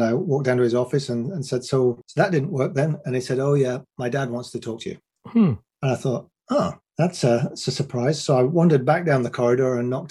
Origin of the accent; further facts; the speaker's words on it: England, United Kingdom; I'm a 6 foot one white guy from England